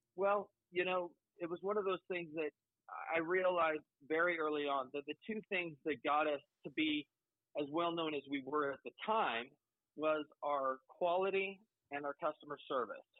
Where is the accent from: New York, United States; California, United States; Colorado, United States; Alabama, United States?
Colorado, United States; I'm from Colorado.